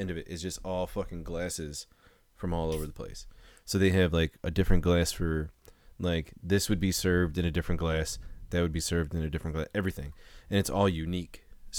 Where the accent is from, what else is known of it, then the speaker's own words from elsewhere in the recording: California, United States; I'm from California.